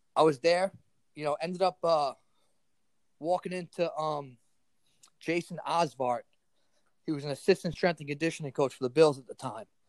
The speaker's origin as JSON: {"language": "English", "town": "New York City", "region": "New York", "country": "United States", "tie": "born or raised there", "said": "I was a kid from Staten Island"}